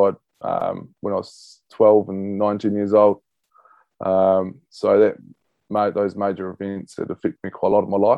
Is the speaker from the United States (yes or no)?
no; Christchurch, Canterbury, New Zealand; born and bred in Christchurch